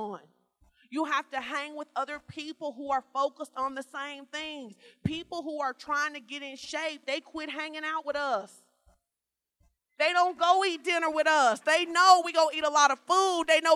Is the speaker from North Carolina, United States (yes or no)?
no; Arkansas, United States; moved away; I grew up in Fort Ice, Arkansas. It's a small town.